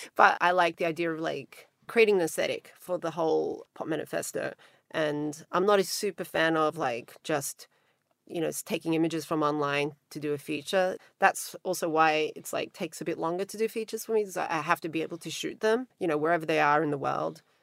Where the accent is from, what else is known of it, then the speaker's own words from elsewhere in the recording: Australia; accent: Australian twang; moved away as an adult; also born or lived in Montenegro / New York; now in Los Angeles, United States; I'm Australian, but I live in Los Angeles and I've lived there for a really long time. before that, I lived in New York, but I grew up mostly in Australia, also when I was little in the former Yugoslavia, in Montenegro.